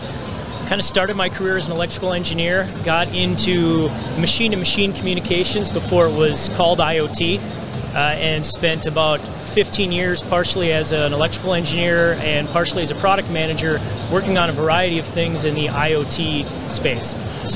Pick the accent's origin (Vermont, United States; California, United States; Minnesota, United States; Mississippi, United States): Minnesota, United States; Minneapolis; Minnesota. Hey, Minneapolis.